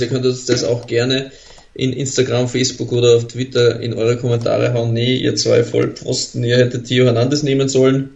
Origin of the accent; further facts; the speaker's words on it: Austria; als Österreicher